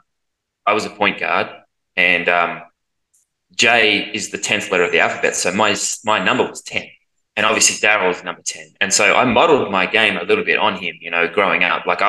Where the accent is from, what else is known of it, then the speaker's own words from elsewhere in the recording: Australia; as an Australian